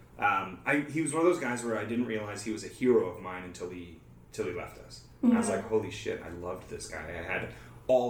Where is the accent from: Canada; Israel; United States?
Canada; Toronto, Ontario; I literally am from Toronto. I was born here